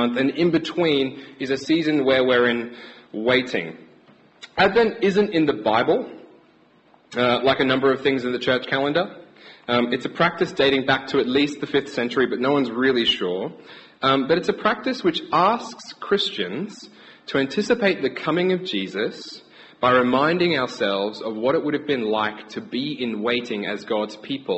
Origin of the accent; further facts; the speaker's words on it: Brisbane, Queensland, Australia; moved away as an adult; now in England, United Kingdom; we're from Brisbane, Australia. We're still getting used to the winter here.